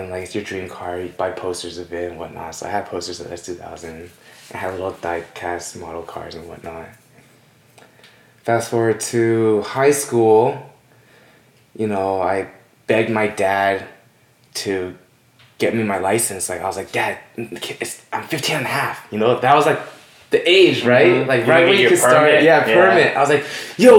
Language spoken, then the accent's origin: English; Los Angeles, California, United States; born and raised in Northridge, California